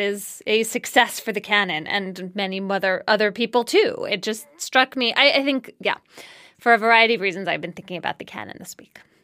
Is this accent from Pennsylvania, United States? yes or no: yes; Philadelphia, Pennsylvania, United States; I grew up in Germantown in East Falls inside Philadelphia